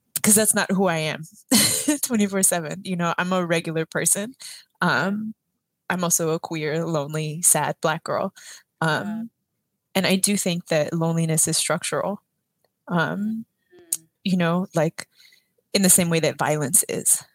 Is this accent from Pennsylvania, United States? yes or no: no; San Antonio, Texas, United States; I grew up on the south side of San Antonio, which is closer to the border with Mexico than it is to Houston